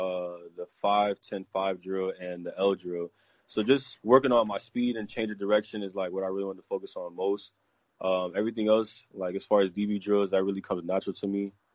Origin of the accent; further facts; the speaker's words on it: Florida, United States; playing in Florida, growing up in Little League, middle school, high school.